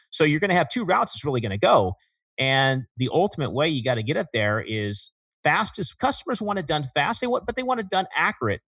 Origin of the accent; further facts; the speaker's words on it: Porterville, California, United States; I was in Central California. I came from, uh, a town called Porterville, which is, uh, in between Fresno and Bakersfield.